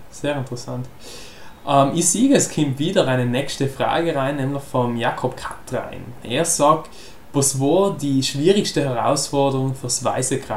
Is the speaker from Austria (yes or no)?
no; South Tyrol, Italy; wo wir als Südtiroler ziemlich zusammengehalten haben